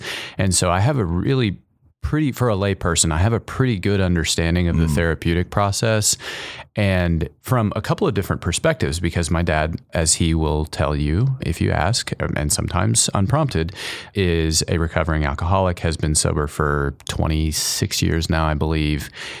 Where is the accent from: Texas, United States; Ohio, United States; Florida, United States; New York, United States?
Texas, United States; College Station; Go for it. College Station.